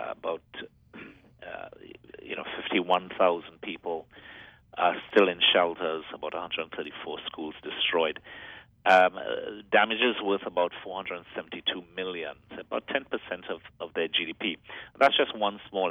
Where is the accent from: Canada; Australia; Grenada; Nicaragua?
Grenada; Grenada, my home country